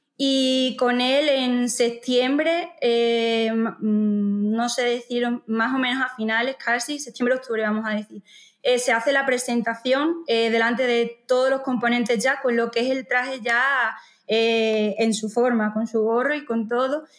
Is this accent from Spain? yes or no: yes; Montijo, Extremadura, Spain; soy de Montijo